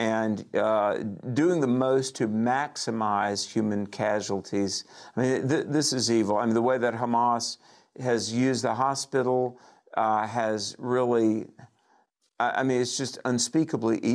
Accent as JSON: {"language": "English", "town": "Greensboro", "region": "North Carolina", "country": "United States", "tie": "born or raised there", "said": "In my hometown of Greensboro, North Carolina"}